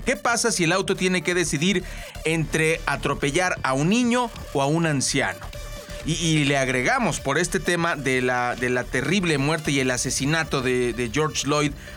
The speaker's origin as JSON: {"language": "Spanish", "country": "Mexico", "said": "somos mexicanos, así somos medio llevadones"}